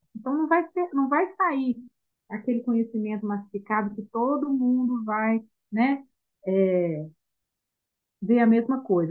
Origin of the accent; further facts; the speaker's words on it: Minas Gerais, Brazil; nós somos de Minas